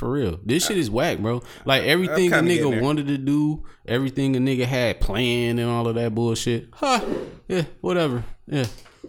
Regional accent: Detroit, Michigan, United States; Excuse me, young man. I'm from Detroit City.

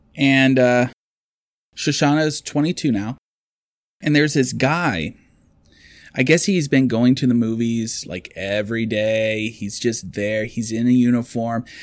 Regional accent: United States; as an American

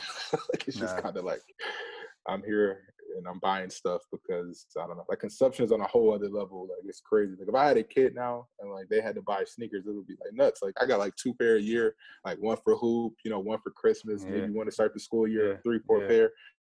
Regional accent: Midwest, United States; growing up in the Midwest, like, we didn't have boutiques and stuff like that growing up.

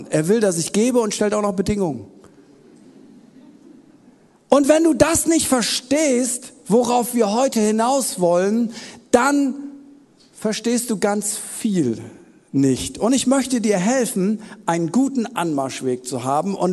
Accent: Wuppertal, North Rhine-Westphalia, Germany; Elberfelder habe ich auch noch im Petto, ich komme aus Wuppertal. Da hat man natürlich auch eine eigene Bibelübersetzung.

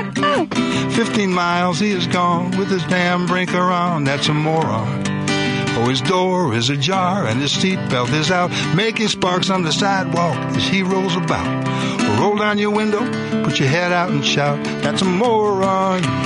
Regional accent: Chicago, Illinois, United States; I grew up in Chicago, went to Chicago public schools

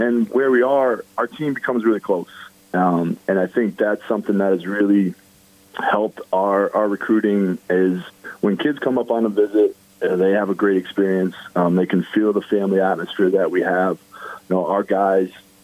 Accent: Miami, Florida, United States; now in Potsdam, United States; I was born in Miami, Florida.

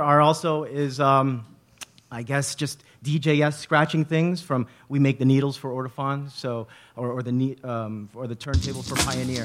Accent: Bay Area, California, United States; We are from the Bay Area. We are raised here.

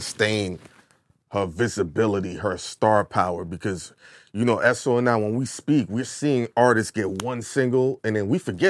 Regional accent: New York City, New York, United States; I'm from Brooklyn, but I'm closer to Queens than any other borough.

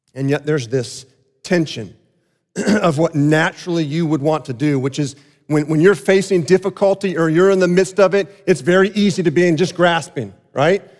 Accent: South Florida, United States; Growing up in South Florida

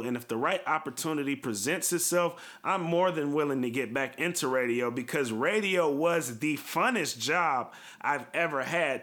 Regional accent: Bay Area, California, United States; you and I grew up in the Bay Area

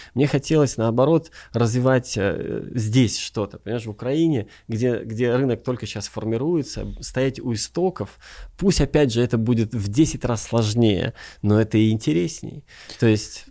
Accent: Riga, Latvia; moved away as an adult; also born or lived in Hollywood / Kyiv, Ukraine; now in Ukraine; я сам из Риги, из Латвии

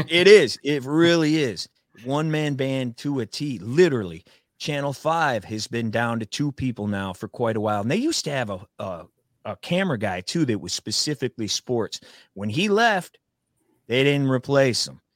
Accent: Flushing, United States; I'm from Flushing

